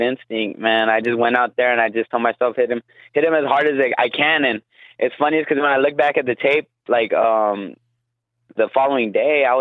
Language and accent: English; Guam; now in Las Vegas, United States; I am from Guam